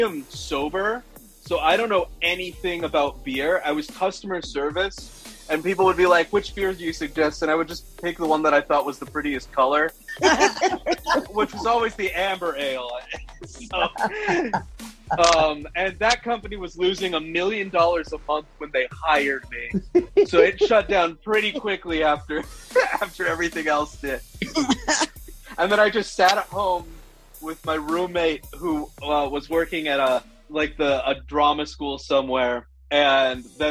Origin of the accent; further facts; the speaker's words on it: Omaha, Nebraska, United States; moved away as an adult; now in New York City, United States; I'm from Omaha, Nebraska. I moved to New York City in 2019.